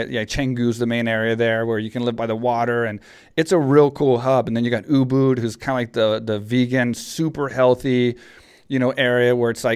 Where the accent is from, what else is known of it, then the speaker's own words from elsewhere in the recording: Texas, United States; I grew up in Texas, so it's like small town Texas